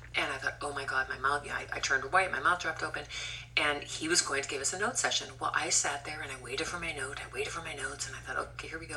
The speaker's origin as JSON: {"language": "English", "town": "Scranton", "region": "Pennsylvania", "country": "United States", "tie": "born or raised there", "moved": "yes", "said": "I came from Pennsylvania, Scranton, Pennsylvania. Nobody in my high school was really doing with doing the musical theater"}